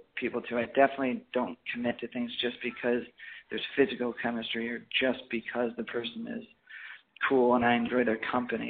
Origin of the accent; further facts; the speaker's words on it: Midwest, United States; moved away; I was from the Midwest